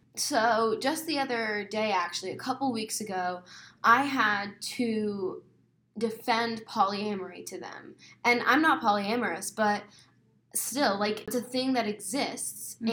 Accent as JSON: {"language": "English", "town": "Mesa", "region": "Arizona", "country": "United States", "tie": "born or raised there", "said": "I was born and raised in Mesa, Arizona."}